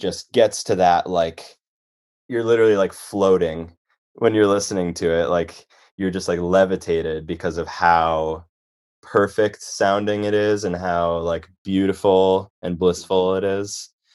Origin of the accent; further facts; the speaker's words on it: Chicago, Illinois, United States; moved away as an adult; also born or lived in Boston; I grew up in Chicago